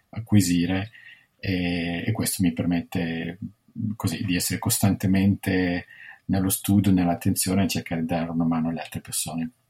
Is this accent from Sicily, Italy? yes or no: no; Milan, Lombardy, Italy; also born or lived in London / New York / Washington DC; io sono di Milano, studio dietro a Bocconi, poi ho lavorato nel settore privato alla Citibank a Milano, a Londra, a New York, poi sono andato alla Banca Mondiale a Washington DC